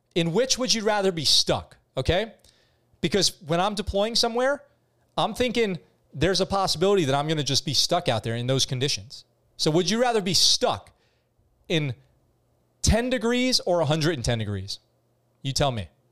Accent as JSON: {"language": "English", "region": "New York", "country": "United States", "tie": "born or raised there", "moved": "as an adult", "said": "when I grew up in New York"}